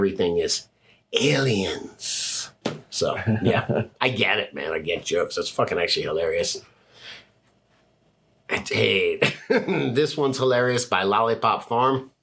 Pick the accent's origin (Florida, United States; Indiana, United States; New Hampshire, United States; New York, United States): Florida, United States; Fort Lauderdale; moved away; I grew up in Fort Lauderdale in the 80s